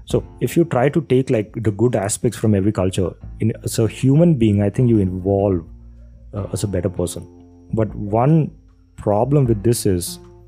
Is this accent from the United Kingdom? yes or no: no; Kerala, India; also born or lived in Rajasthan; So I was born in Kerala. Then I moved to Rajasthan. I stayed like for 5 years. And then they brought me back to Kerala when I was like, I don't know, 9 years, 10 years old